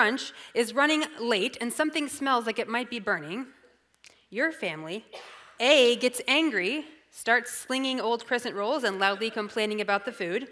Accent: the South, United States; I'm from the South

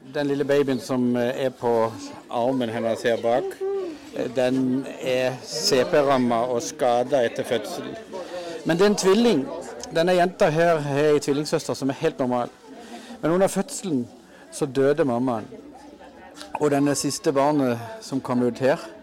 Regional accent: Norway; hjemme i Norge

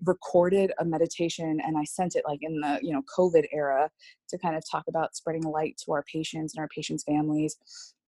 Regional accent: San Jose, California, United States; moved away as an adult; also born or lived in Washington State; now in Columbus, United States; I'm from California. I was brought up there from the San Jose area

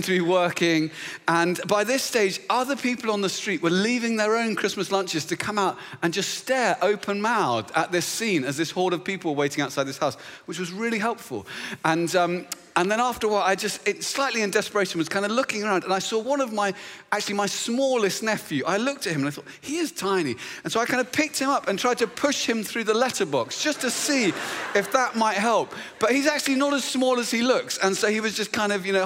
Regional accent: Luton, East of England, United Kingdom; moved away; I was back in my hometown, which is a beautiful little town just north of London called Luton

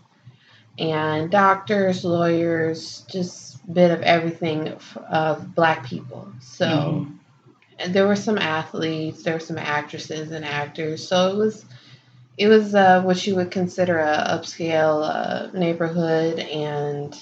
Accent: Los Angeles, California, United States; growing up in Los Angeles

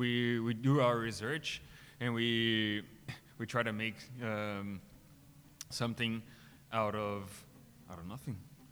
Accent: Brazil; now in Brussels, Belgium; I'm from Brazil.

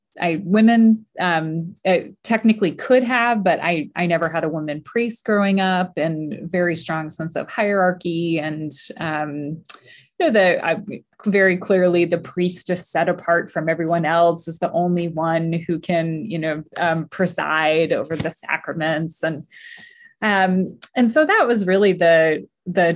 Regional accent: Northern Virginia, United States; moved away as an adult; now in North Carolina, United States; I grew up in Northern Virginia, about 30 miles outside of DC.

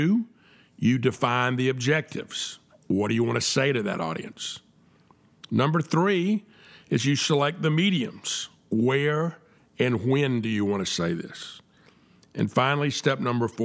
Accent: the South, United States; I'm a Southerner, and we say Southerners are a little bit different than other people

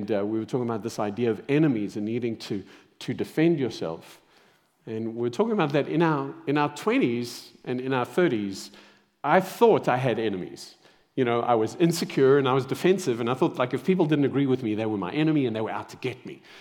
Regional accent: Zimbabwe; born there; moved away; also born or lived in Saudi Arabia / South Africa; I was born in Zimbabwe, then moved to Saudi Arabia.

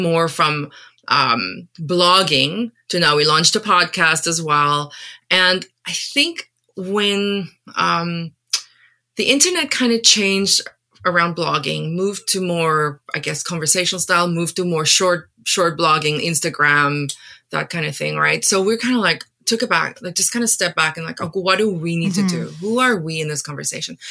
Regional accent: Paarl, Western Cape, South Africa; first language Afrikaans; English is a second language; moved away as an adult; also born or lived in Taiwan; now in Canada; I was born and raised in South Africa

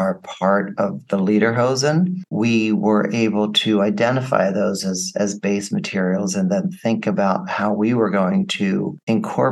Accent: United States; being American.

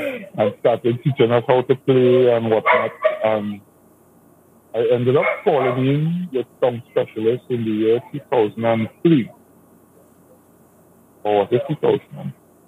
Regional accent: Laventille, Trinidad & Tobago; I'm from Laventille. I grew up in a shop which was run by my dad.

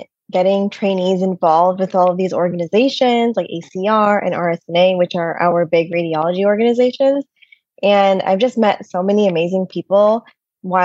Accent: Michigan, United States; moved away as an adult; also born or lived in Boston; now in New York City, United States; I grew up in Michigan in the middle of nowhere

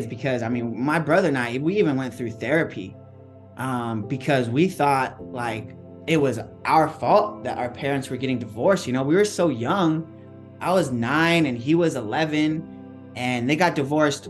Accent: San Diego, California, United States; I grew up in East County. So kind of away from all the beaches, grew up in a little community called Spring Valley

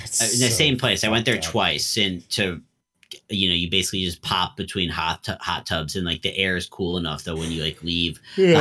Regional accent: United States; as an American

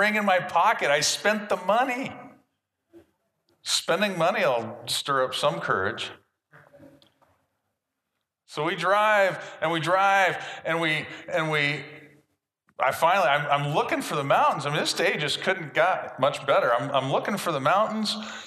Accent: Washington, United States; I said, Washington State

